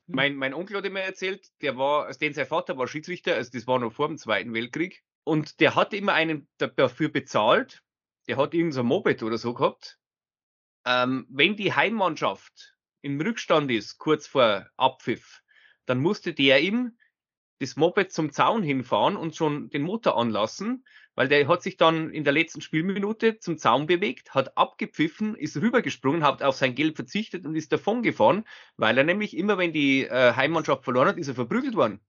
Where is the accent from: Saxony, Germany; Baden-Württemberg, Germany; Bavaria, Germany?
Bavaria, Germany; bei uns in Bayern